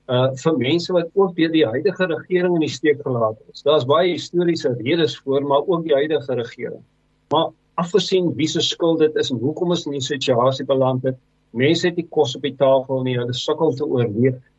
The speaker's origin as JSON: {"language": "Afrikaans", "country": "South Africa", "said": "ons as Suid-Afrikaners"}